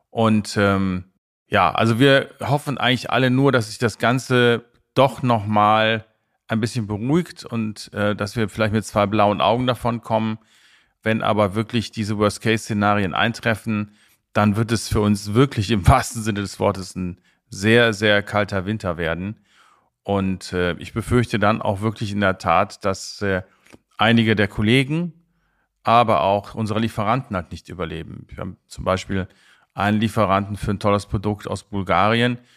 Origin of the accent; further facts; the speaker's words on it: Rhineland, Germany; ich bin Rheinländer